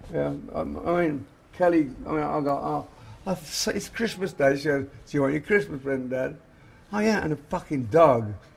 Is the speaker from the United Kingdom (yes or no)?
yes; England, United Kingdom; moved away; we came from England